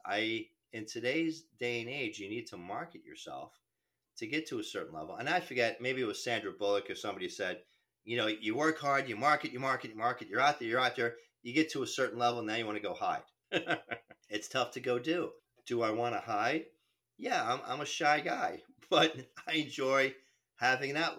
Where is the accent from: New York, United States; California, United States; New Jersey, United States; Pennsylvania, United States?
New Jersey, United States; I'm from New Jersey